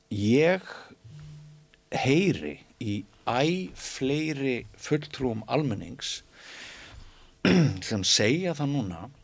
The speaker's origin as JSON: {"language": "Icelandic", "area": "Mývatnssveit", "region": "Northeastern Region", "country": "Iceland", "tie": "born or raised there", "moved": "yes", "said": "ég náttúrulega ólst upp í Mívasveit"}